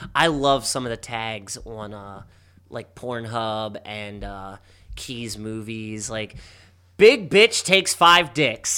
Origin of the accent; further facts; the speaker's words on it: Baltimore, Maryland, United States; my hometown